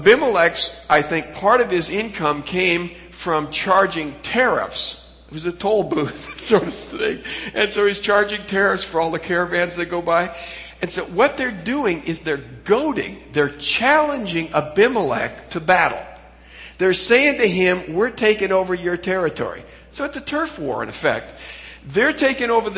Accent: Pacific Northwest, United States; I came from the Pacific Northwest

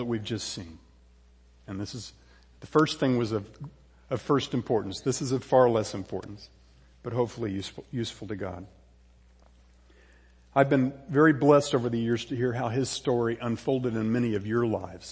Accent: Houston, Texas, United States; also born or lived in San Antonio, Texas; I was born in San Antonio, but I did most of my growing up in a Houston suburb called Alief

